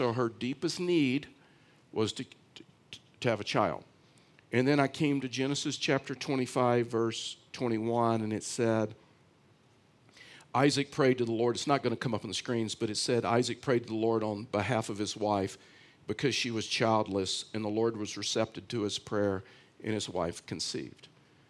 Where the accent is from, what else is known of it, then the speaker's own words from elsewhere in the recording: Houston, Texas, United States; the town that I was raised in Houston, Texas